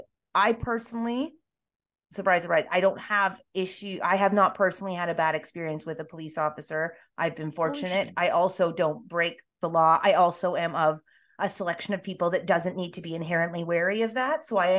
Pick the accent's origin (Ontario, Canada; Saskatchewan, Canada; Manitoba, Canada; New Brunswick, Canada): Ontario, Canada; Toronto; I'm from Toronto.